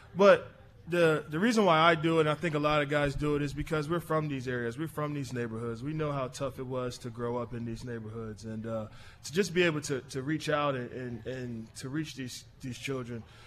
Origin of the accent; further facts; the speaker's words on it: Philadelphia, Pennsylvania, United States; I grew up in Nice Town. My dad's from South Philly, but All right. I, I grew up in Nice Town.